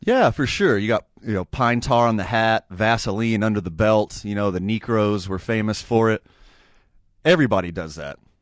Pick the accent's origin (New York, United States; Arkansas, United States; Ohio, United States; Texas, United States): Texas, United States; Houston; I grew up right outside of Houston.